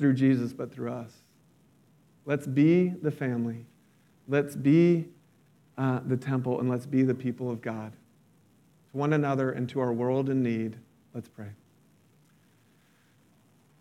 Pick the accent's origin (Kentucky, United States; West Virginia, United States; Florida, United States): Florida, United States; about an hour south of Orlando, near Disney World; I grew up near Disney World. I wasn't in Orlando. I was about an hour south